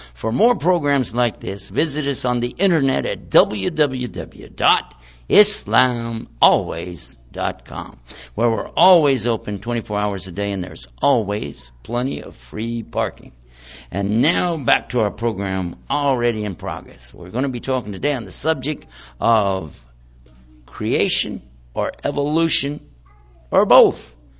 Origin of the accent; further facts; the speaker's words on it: Washington, District of Columbia, United States; my hometown right now, in Washington, D.C.